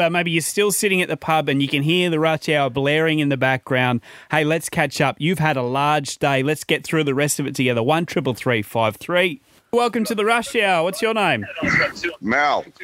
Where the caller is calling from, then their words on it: Gladstone, Queensland, Australia; I'm calling from Gladstone in Queensland.